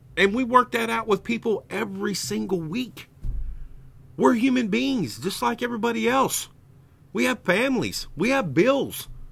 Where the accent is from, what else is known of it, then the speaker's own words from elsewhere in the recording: Arkansas, United States; I am from Arkansas, and hogwash is a word in this great state.